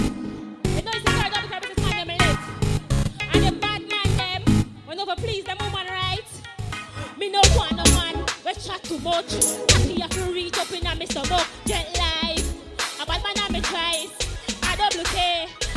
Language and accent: English; Kingston, Surrey, Jamaica; May I come straight from Kingston, Jamaica. It's every time me I dance to represent me.